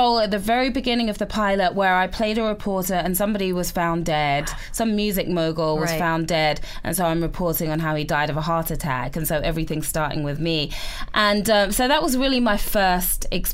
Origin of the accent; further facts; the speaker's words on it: England, United Kingdom; moved away; I'm English.